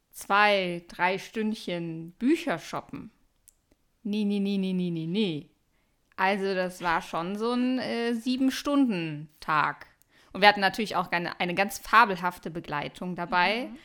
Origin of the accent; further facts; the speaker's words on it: Cologne, North Rhine-Westphalia, Germany; Darf man das als Kölner sagen?